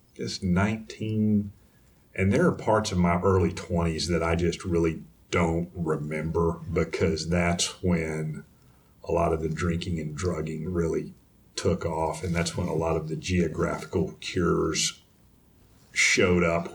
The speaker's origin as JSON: {"language": "English", "region": "East Texas", "country": "United States", "tie": "born or raised there", "lives_now": "Houston, United States", "said": "I grew up in Dry County, in East Texas"}